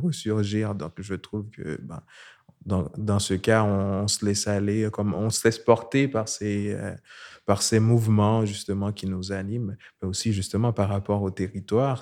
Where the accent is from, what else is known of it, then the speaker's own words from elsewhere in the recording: Haiti; moved away as an adult; now in Montreal, Canada; je viens d'Haïti, euh, je vis à Montréal depuis 2011